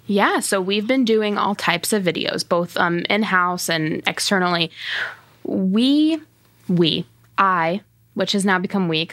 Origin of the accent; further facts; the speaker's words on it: Fort Wayne, Indiana, United States; I grew up in Fort Wayne